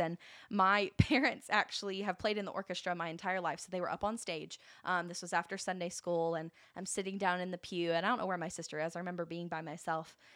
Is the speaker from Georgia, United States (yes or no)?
yes; Valdosta, Georgia, United States; moved away; I am originally from Valdosta, Georgia